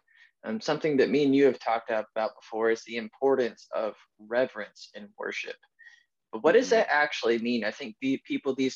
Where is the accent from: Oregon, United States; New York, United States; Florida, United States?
Florida, United States; Pensacola; we're both from Pensacola.